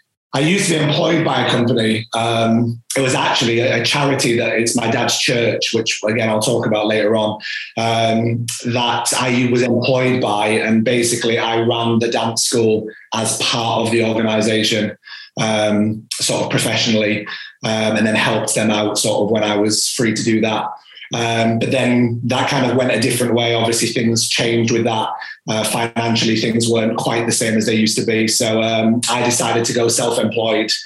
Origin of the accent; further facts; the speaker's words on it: York, Yorkshire and the Humber, United Kingdom; I am from York, North Yorkshire